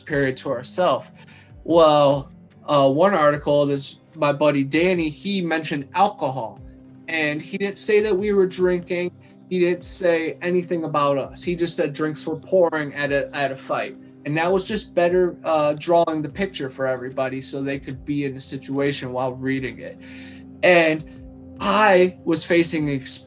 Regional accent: Ohio, United States; moved away as an adult; now in Florida, United States; I've been going back to my old school back in Ohio

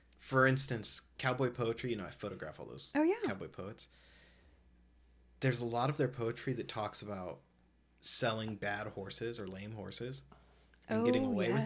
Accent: Oregon, United States; I was raised here in Oregon.

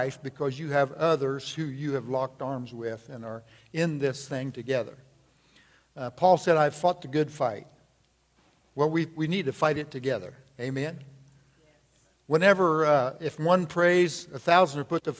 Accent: United States; I have been born in this great country

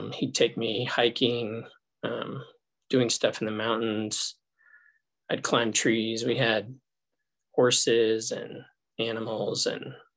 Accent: Colorado, United States; born or raised there; also born or lived in Los Angeles, California

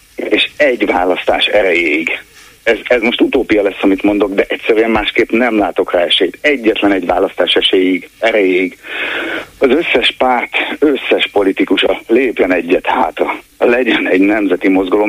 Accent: Nógrád, Hungary; moved away; egy Nógrád megyei eh, faluban jártam általános iskolába

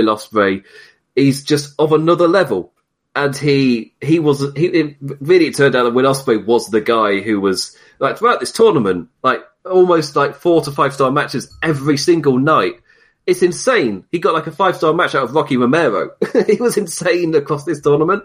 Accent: United Kingdom; being British

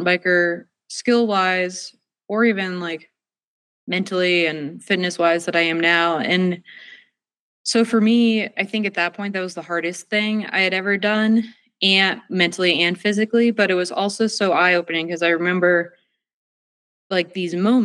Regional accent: Northeast, United States; now in Victor, Idaho, United States; I grew up in the Northeast where winters are dark and cold

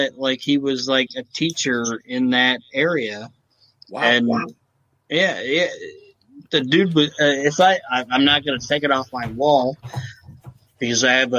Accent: Van Wert, Ohio, United States; we're from Van Wert.

